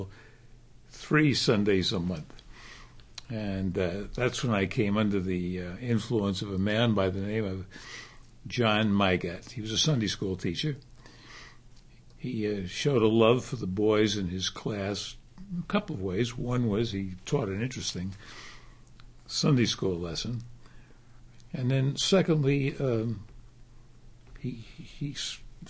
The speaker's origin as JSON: {"language": "English", "town": "New York City", "region": "New York", "country": "United States", "tie": "born or raised there", "said": "I was born in New York, grew up in New York, and my mother died when I was a boy, so my father reared me. And we grew up in a section of New York called Harlem"}